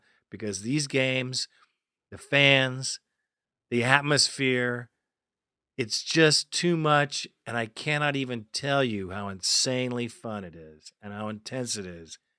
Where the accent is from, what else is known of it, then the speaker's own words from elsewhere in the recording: Roanoke, Virginia, United States; And I'm from Roanoke, Virginia, over here on the East Coast.